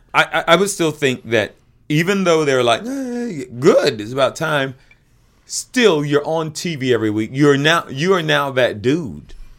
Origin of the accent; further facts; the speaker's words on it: the South, United States; I am from the South. I also grew up very poor in the South